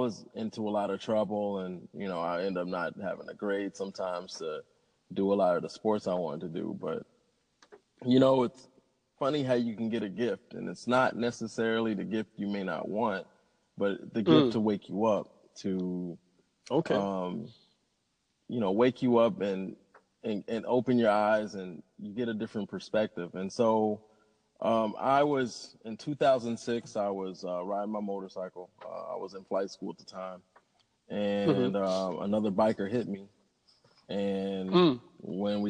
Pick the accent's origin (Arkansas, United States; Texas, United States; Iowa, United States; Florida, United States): Arkansas, United States; Little Rock; I'm from Arkansas, Little Rock, Arkansas